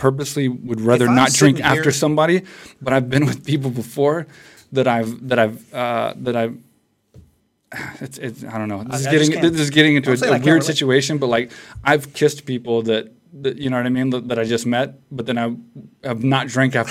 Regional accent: Texas, United States; moved away as an adult; also born or lived in San Jose; I grew up in Texas on like a farm

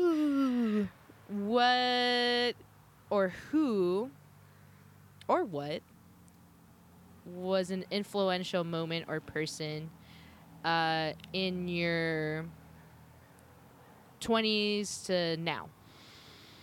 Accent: Southern California, United States; moved away; I grew up in Southern California

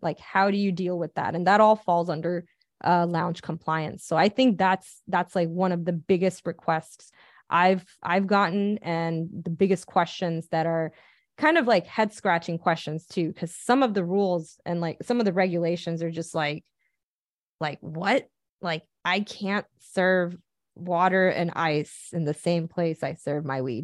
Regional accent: Pasadena, California, United States; I'm from Pasadena

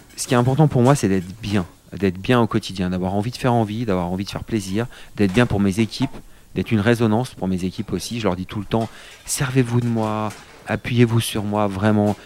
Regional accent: Vercors, near Grenoble, Auvergne-Rhône-Alpes, France; je suis né à Grenoble et j'ai grandi non loin d'ici dans le Vercors

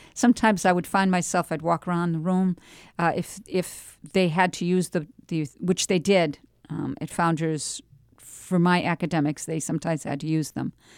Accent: Andover, Massachusetts, United States; moved away as an adult; now in New Hampshire, United States; I grew up in Andover

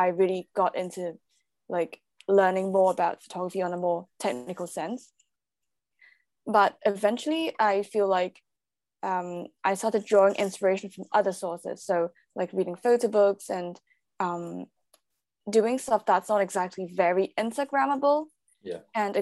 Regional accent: Hong Kong; moved away as an adult; now in London, United Kingdom; I'm originally from Hong Kong. So I grew up there. I was born there, grew up there. I studied there until uni, and then I moved to London.

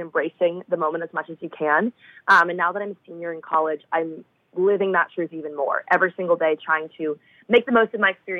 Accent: Boston, Massachusetts, United States; moved away as an adult; now in Nashville, United States; my hometown

